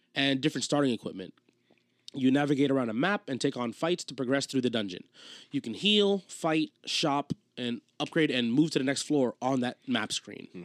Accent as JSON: {"language": "English", "region": "New Jersey", "country": "United States", "said": "we're from New Jersey"}